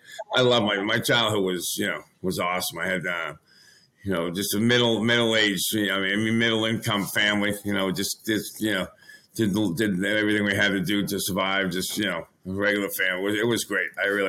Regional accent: Pembroke, Massachusetts, United States; Obviously, growing up in Pembroke was a good little town back down here in Massachusetts in the South Shore.

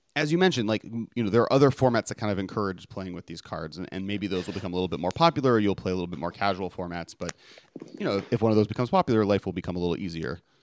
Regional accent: Los Angeles, California, United States; my hometown of Los Angeles

